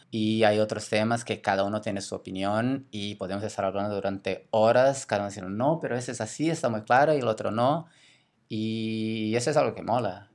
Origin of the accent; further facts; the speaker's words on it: Brazil; Spanish is a second language; moved away as an adult; now in Barcelona, Spain; yo soy de Brasil, ya salí de Brasil hace